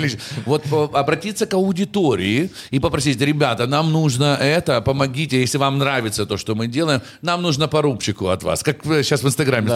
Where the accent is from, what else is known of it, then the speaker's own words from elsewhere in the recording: Kyiv, Ukraine; Я парень из Дарницы